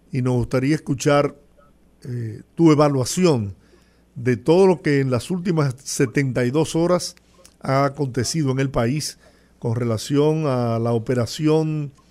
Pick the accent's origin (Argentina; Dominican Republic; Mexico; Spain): Dominican Republic; esto es una reunión de patio en mi país